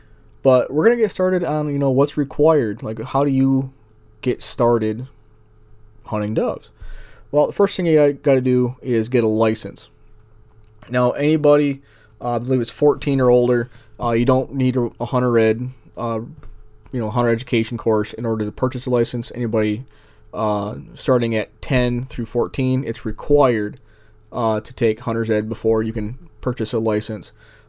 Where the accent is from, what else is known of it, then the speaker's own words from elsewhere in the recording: Northeast, United States; now in Arizona, United States; I'm from the Northeast, where we don't hunt them. We, in September, we hunt Canada geese. So that's what I grew up knowing. Now that I'm in Arizona, I've kind of fallen in love with doves.